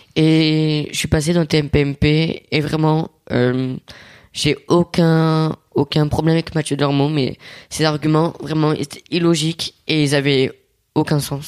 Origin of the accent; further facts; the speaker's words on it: Italy; moi je suis italien et mon père c'est cliché italien